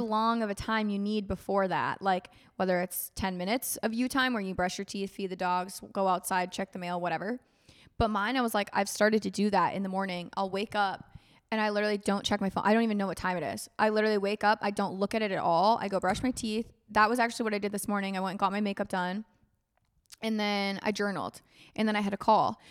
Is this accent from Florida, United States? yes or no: yes; Florida, United States; I grew up in Florida